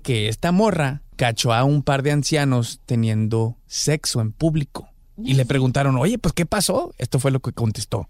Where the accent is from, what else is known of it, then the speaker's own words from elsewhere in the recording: Guadalajara, Jalisco, Mexico; now in Los Angeles, United States; también de Guadalajara, Jalisco, Colonia, Lagos de Oriente, ahí al lado de Oviachi, a Hueso Colorado